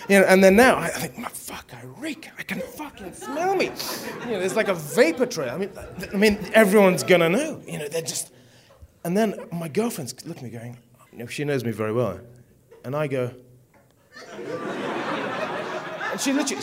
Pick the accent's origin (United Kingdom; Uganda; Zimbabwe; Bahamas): Zimbabwe; moved away; I came from Africa. I was born in Zimbabwe